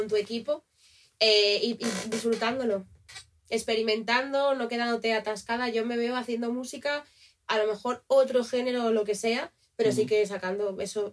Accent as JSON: {"language": "Spanish", "region": "Asturias", "country": "Spain", "moved": "yes", "said": "soy de Asturias"}